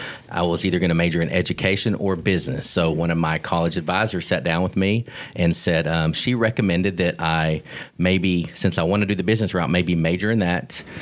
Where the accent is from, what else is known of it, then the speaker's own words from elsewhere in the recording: Garland, Texas, United States; also born or lived in Dallas, Texas / Ennis, Texas; now in Corsicana, United States; I grew up in Garland, born in Dallas, grew up, spent my elementary school time in Garland, Texas, and then sixth grade on, I lived in Ennis and graduated from Ennis High School